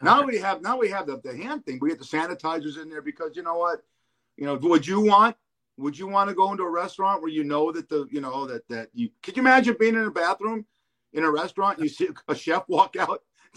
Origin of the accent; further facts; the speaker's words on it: Los Angeles, California, United States; moved away; I'm an LA guy too, Mike, from born and raised.